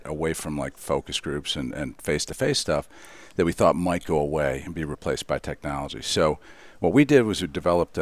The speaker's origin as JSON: {"language": "English", "town": "Detroit", "region": "Michigan", "country": "United States", "said": "I'm from Detroit, so cars are dear to me"}